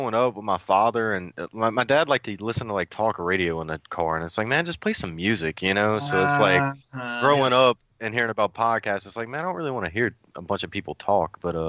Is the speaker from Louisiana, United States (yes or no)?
yes; Baton Rouge, Louisiana, United States; From Baton Rouge, man. From Baton Rouge. I'm currently 27, I believe.